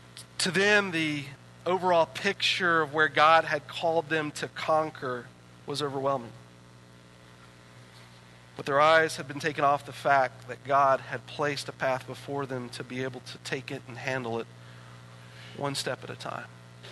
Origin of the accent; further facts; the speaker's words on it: East Coast, United States; now in Utah, United States; when I would read something like this before I moved to Utah, I didn't quite understand it because I was from the East Coast.